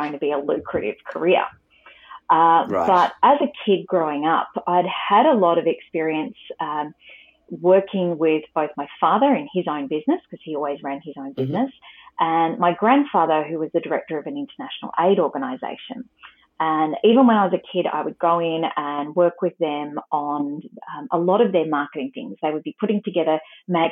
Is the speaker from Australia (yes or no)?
yes; Australia; as an Australian girl